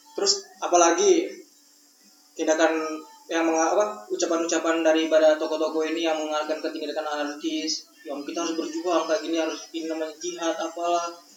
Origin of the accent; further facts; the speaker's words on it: NTT, East Nusa Tenggara, Indonesia; aku orang NTT